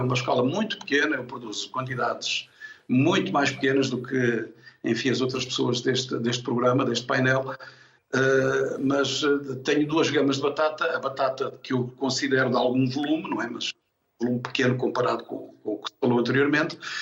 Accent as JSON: {"language": "Portuguese", "country": "Angola", "tie": "born or raised there", "also_born_or_lived": "Tomar, Portugal", "moved": "as an adult", "lives_now": "Lourinhã, Portugal", "said": "fui em miúdo, com dois anos, muito pequeno, com os meus pais para Angola. Uh, vivi em Angola até aos 18 anos e, portanto, tive a minha infância e a minha juventude em Angola"}